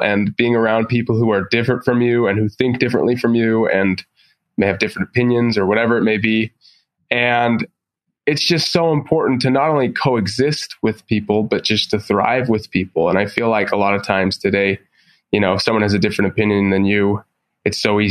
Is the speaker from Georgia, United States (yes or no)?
no; Provo, Utah, United States; I grew up in Provo next to BYU